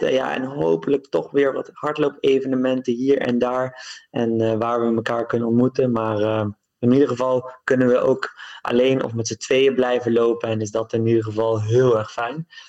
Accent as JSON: {"language": "Dutch", "country": "Netherlands", "said": "Ik ben een marathonloper uit Nederland"}